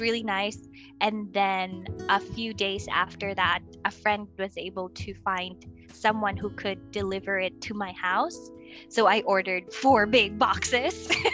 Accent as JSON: {"language": "English", "country": "Philippines", "moved": "as an adult", "lives_now": "China", "said": "I'm from the Philippines. I am currently in China"}